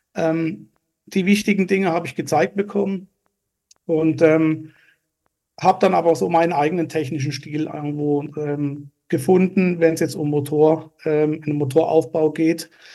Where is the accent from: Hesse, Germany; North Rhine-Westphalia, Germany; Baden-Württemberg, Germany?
Baden-Württemberg, Germany; Lörrach; also born or lived in Basel, Switzerland (birthplace); Aufgewachsen bin ich äh, in einem Vorort von Lörrach namens Brombach